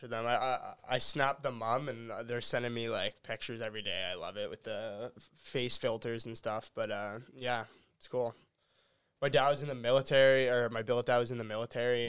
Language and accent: English; Halifax, Nova Scotia, Canada; growing up in Halifax